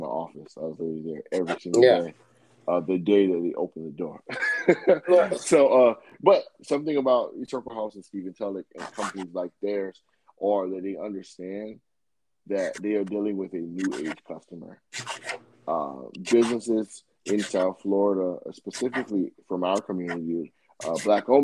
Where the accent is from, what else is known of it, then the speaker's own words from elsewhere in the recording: Jamaica; I'm a Jamaican myself